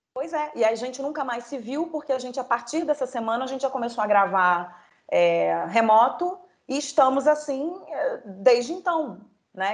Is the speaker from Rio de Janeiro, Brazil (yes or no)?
yes; Rio de Janeiro, Brazil; moved away as an adult; now in São Paulo, Brazil; eu nunca morei em outro lugar que, que não fosse o Rio de Janeiro.